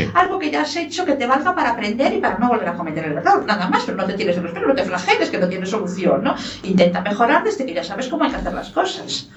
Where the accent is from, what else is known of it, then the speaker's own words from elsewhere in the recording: Lugo, Galicia, Spain; ¿gallega de dónde yo? De Lugo